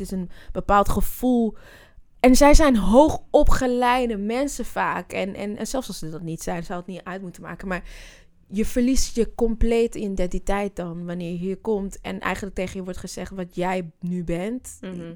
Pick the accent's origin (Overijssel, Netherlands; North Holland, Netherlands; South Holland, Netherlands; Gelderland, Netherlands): North Holland, Netherlands; Amsterdam; also born or lived in Zwanenburg, Netherlands; ik ben een Amsterdammer, dus ja, Half-half trouwens. Ik ben in Zwanenburg ook opgegroeid. Net buiten de rand, buiten Amsterdam